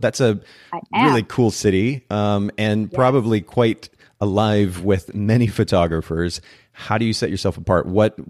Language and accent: English; Japan; English is a second language; I grew up in Japan, spent about 10 years of my life there.